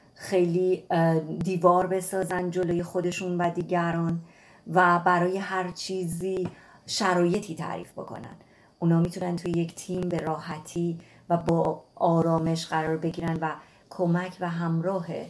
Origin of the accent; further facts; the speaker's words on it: Iran; من توی نقطه کبیری توی ایران به دنیا اومدم